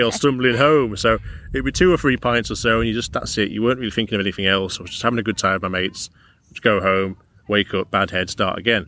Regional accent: Carlisle, North West England, United Kingdom; I'm brought up pretty close to this area, I'm from Carlisle originally

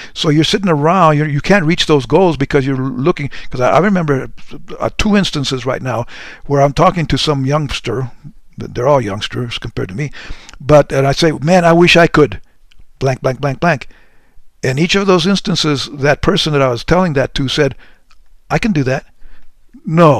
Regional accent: Deming, New Mexico, United States; moved away; my mom in a little dinky town by the name of Deming, New Mexico

